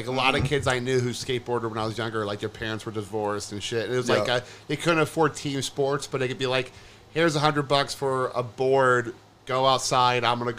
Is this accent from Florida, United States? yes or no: yes; Orlando area, Florida, United States; I grew up in Chickasaw, like in Orlando area.